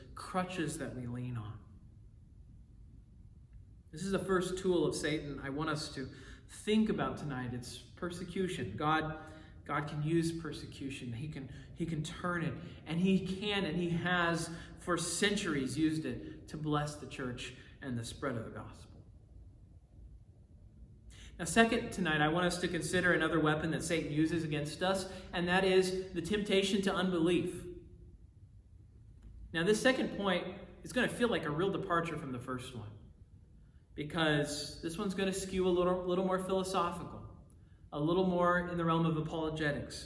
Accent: United States; I love being an American

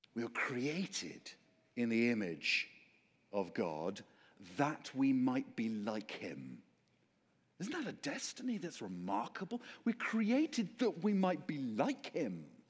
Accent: Oxford, South East England, United Kingdom; the reason I sound like this is because I come from Oxford, England.

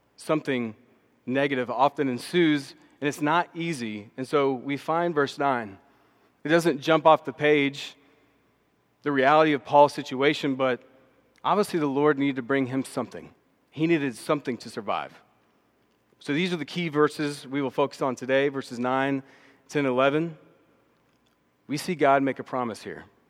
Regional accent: Austin, Texas, United States; also born or lived in Dallas, Texas; I grew up in Austin, Texas, came to faith at about age ten or eleven

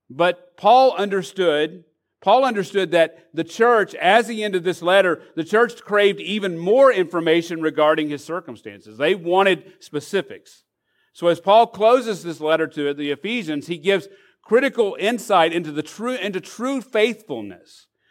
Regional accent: Arkansas, United States; now in Florida, United States; I'm from Arkansas

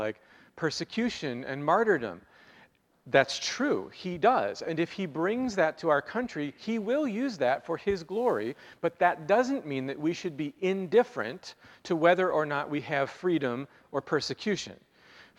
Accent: United States; as American Christians

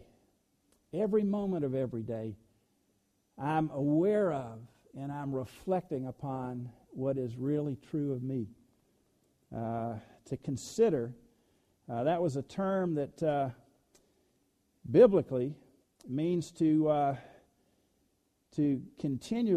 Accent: the South, United States; I was born in the South

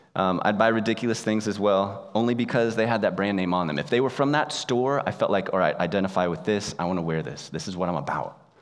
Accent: United States; moved away as an adult; also born or lived in Japan; I, like most of you, grew up in the United States

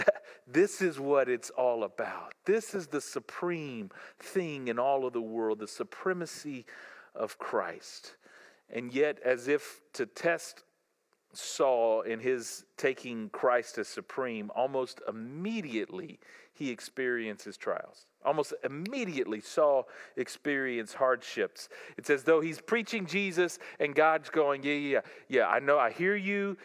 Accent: the South, United States; I grew up in the South

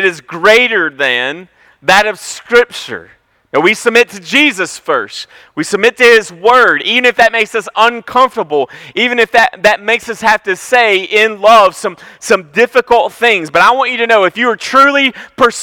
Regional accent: Franklin, United States; I grew up in Franklin.

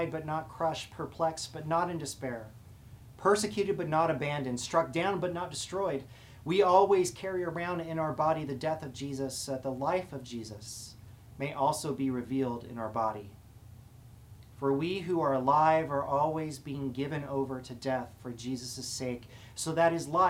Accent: United States; we live in a country where we believe in freedom

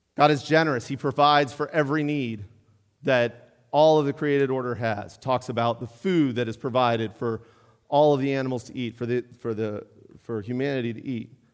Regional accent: Pittsburgh, Pennsylvania, United States; now in Mount Airy, United States; I grew up in Pittsburgh

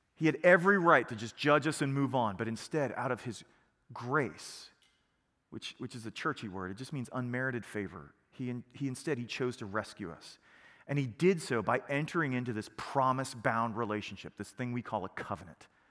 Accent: United States; we are American

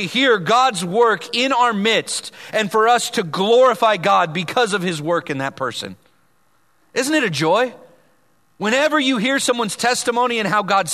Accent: Vallejo, California, United States; people I grew up with in Vallejo

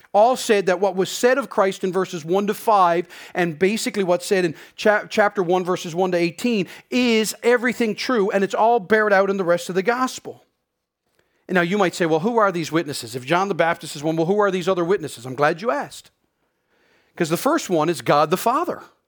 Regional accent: Newfoundland and Labrador, Canada; moved away as an adult; now in Prince Edward Island, Canada; being a Newfoundlander and growing up in Newfoundland

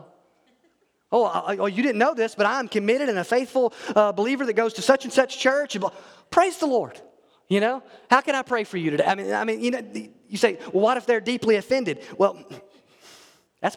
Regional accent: Alabama, United States; I'm from Alabama

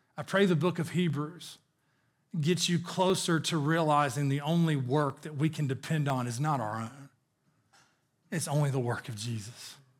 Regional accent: the South, United States; I grew up in the South

